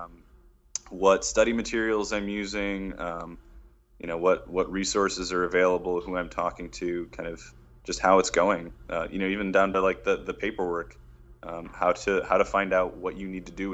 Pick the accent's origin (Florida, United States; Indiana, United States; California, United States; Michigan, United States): Michigan, United States; Detroit; moved away as an adult; my hometown of Detroit.